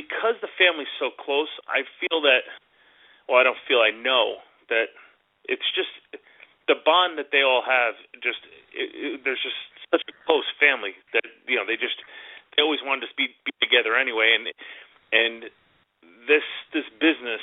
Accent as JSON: {"language": "English", "region": "Northeast", "country": "United States", "said": "we're from the Northeast."}